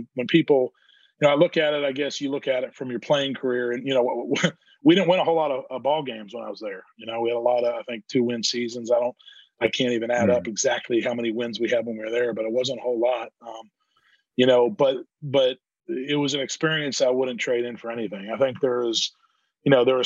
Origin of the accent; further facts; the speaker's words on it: Pittsburgh, Pennsylvania, United States; moved away; I'm from Pittsburgh, Pennsylvania.